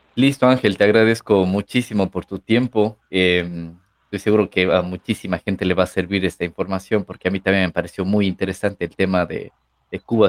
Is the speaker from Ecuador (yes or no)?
yes; Ecuador; Ecuador, de donde yo soy